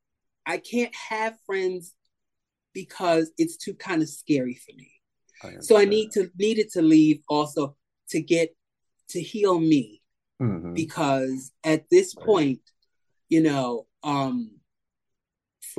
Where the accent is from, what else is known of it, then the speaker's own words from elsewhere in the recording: New York City, New York, United States; also born or lived in Manhattan; mostly raised, I would say, in Brooklyn